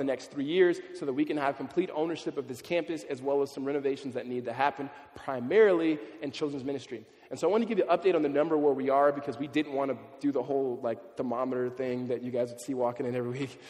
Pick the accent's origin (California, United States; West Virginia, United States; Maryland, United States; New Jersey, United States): California, United States; Los Angeles; Growing up in California, especially in LA area